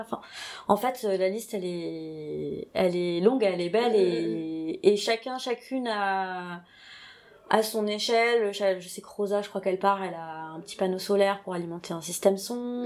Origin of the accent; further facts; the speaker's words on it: Toulouse, Occitania, France; je suis toulousaine